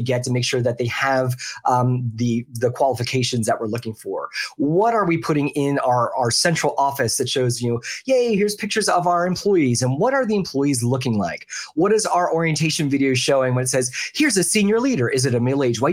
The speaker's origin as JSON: {"language": "English", "town": "Philadelphia", "region": "Pennsylvania", "country": "United States", "tie": "born or raised there", "also_born_or_lived": "the South (US)", "moved": "yes", "lives_now": "the South, United States", "said": "I grew up in the Philadelphia area"}